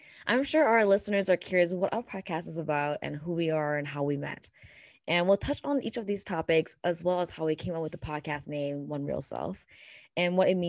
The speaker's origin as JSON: {"language": "English", "country": "Canada", "moved": "yes", "lives_now": "United States", "said": "As a Canadian and an Asian American woman"}